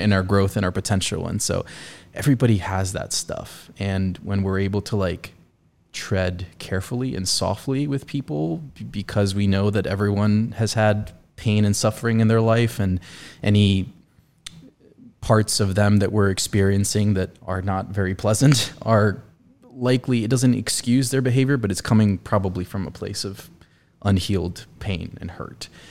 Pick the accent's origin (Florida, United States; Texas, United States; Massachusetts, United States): Florida, United States; South; moved away as an adult; also born or lived in Colombia; now in Indiana, United States; Being from Columbia and growing up in South Florida, middle school, high school